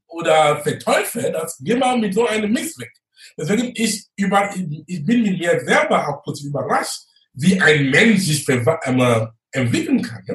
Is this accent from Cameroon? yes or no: yes; Cameroon; German is a second language; moved away as an adult; now in Hamburg, Germany; gebürtig bin ich aus Kamerun